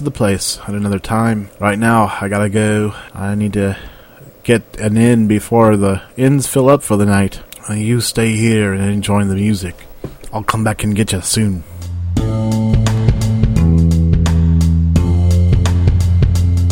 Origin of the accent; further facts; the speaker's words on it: the South, United States; I grew up in the South in a matriarchal Southern family